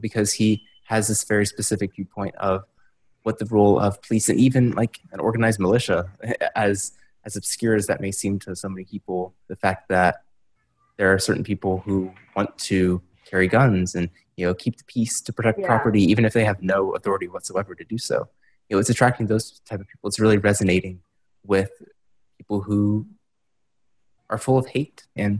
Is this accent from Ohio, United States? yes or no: yes; Marysville, Ohio, United States; My hometown of Marysville, Ohio, is a hyper-conservative village just northwest of Columbus, the state capital.